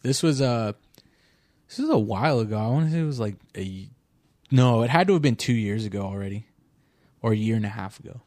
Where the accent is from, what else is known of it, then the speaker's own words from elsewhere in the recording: Orange County, California, United States; I'm from Orange County